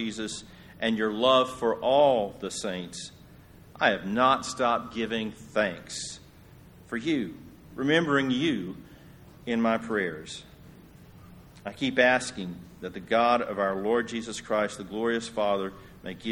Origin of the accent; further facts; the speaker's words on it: Yoakum, Texas, United States; my hometown of Yoakum